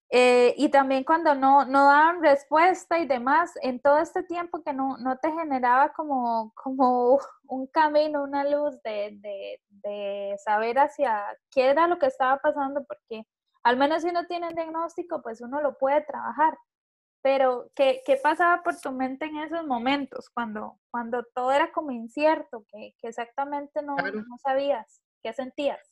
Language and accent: Spanish; Costa Rica; yo como buena tica